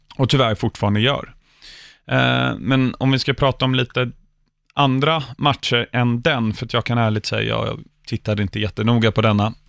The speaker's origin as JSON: {"language": "Swedish", "region": "England", "country": "United Kingdom", "tie": "born or raised there", "moved": "yes", "lives_now": "Sweden", "said": "jag som ändå uppväxt i England"}